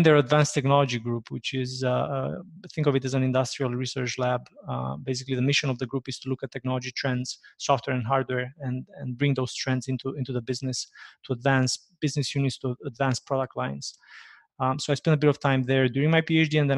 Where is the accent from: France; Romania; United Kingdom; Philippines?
Romania; moved away as an adult; now in Toronto, Canada; I hail from Romania, born and raised in Romania. Moved to Canada about 15 years ago.